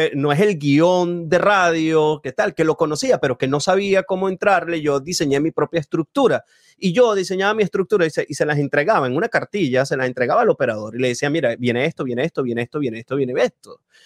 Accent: Venezuela; yo no soy de Caracas, yo no viví esas, esas, esas tardes de marchas así, sí lo viví de, a poquito en mi ciudad

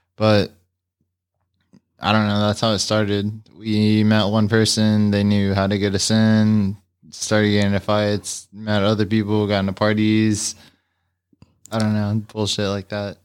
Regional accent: San Antonio / Austin, Texas, United States; I'm from Texas. I was born in Austin

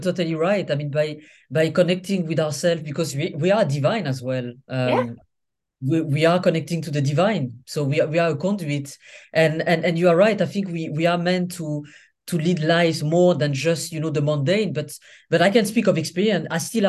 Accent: Senegal; also born or lived in Niger; I mean, I'm from Senegal and Niger, so from West Africa.

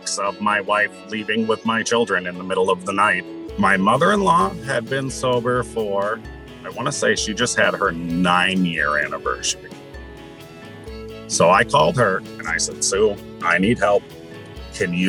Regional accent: Minnesota, United States; also born or lived in Troy, New York; I was moved to Minnesota

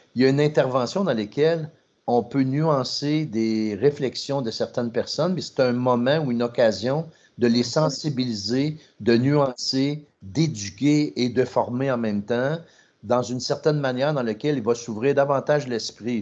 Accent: Trois-Rivières, Quebec, Canada; je viens de Trois-Rivières, c'était 99,9 blanc francophone

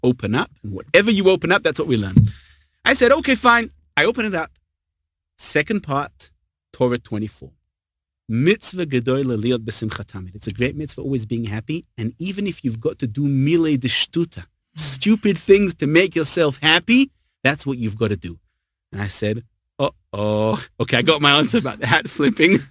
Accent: England, United Kingdom; now in Israel; I'm English

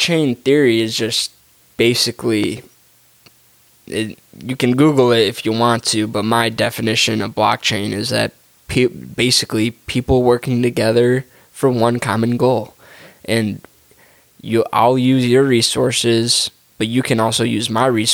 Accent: Detroit, Michigan, United States; We're from the Motor City, so right. It's like, man, this is, the automotive industry is part of our blood and soul

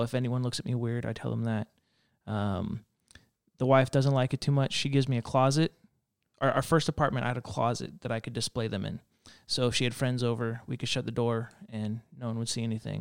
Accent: Reno, Nevada, United States; moved away as an adult; I grew up in Reno, Nevada, not Nevada.

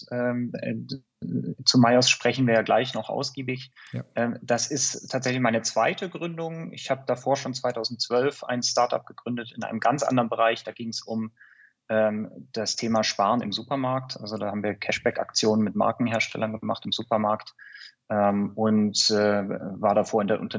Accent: Stuttgart, Baden-Württemberg, Germany; accent: Stuttgart; bin vom Hintergrund her äh, äh, bin Stuttgarter. Ab und zu hört man es auch, äh, nicht immer.

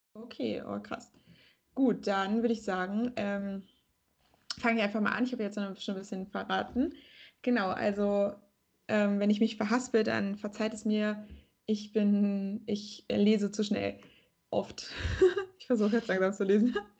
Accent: Germany; also born or lived in Frankfurt; Das ist ja in der Nähe meiner jetzigen Heimat und auch in der Nähe meiner Heimat Heimat. Also zu Hause bei meinen Elternheimat.

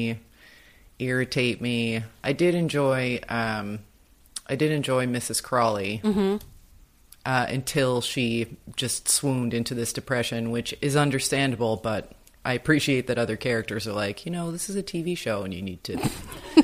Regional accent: United States; as an American

